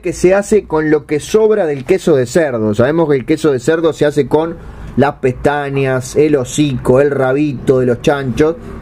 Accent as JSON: {"language": "Spanish", "country": "Uruguay", "said": "yo como soy uruguayo"}